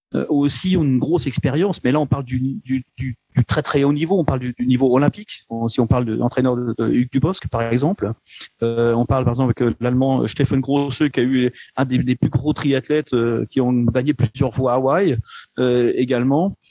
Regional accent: Le Havre, Normandy, France; now in Luxembourg; Je viens euh, du Havre

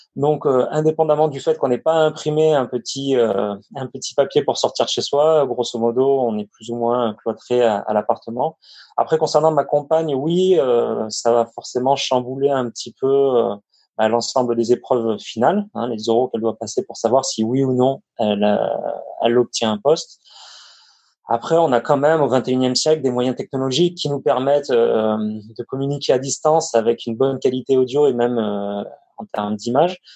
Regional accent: Avignon, Provence-Alpes-Côte d'Azur, France; moved away as an adult; also born or lived in Lyon / the North of France; je suis originaire d'Avignon, dans le sud

